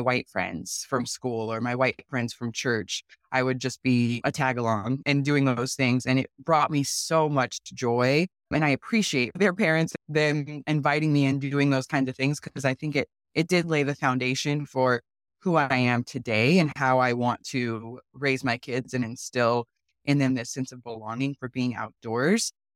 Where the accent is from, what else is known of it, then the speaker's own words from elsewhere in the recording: Tacoma, Washington, United States; also born or lived in San Diego, California; I was born in San Diego, we moved to Tacoma when I was nine